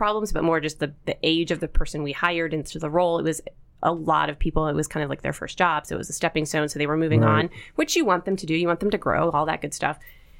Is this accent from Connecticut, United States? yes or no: no; Pittsburgh, Pennsylvania, United States; also born or lived in Binghamton, New York; So I was born in Binghamton. My dad's job took them there. I have an older sister, and the four of us moved back to Pittsburgh, where both my parents were born and raised. We moved back when I was only 3 and a half, so I don't remember anything of New York.